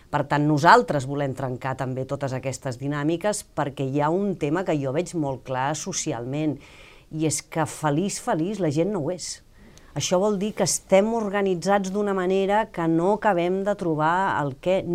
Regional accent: Catalonia, Spain; com a bona catalana que sóc, estic bastant obsessionada amb el temps

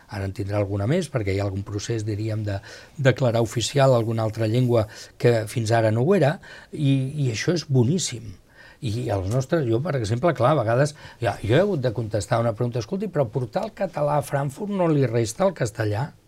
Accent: Spain; Jo sempre dic, bueno, jo perquè sóc espanyol, però si no m'agradaria ser suís

